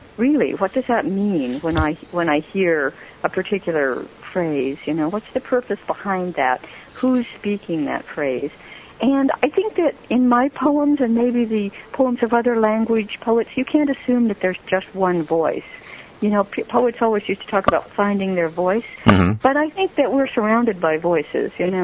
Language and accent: English; San Diego, California, United States; also born or lived in Berkeley / San Francisco; I grew up in San Diego